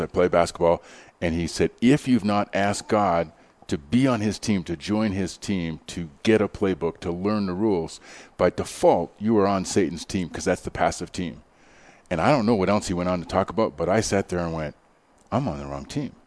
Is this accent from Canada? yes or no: yes; Canada; now in Denver, United States; i grew up in canada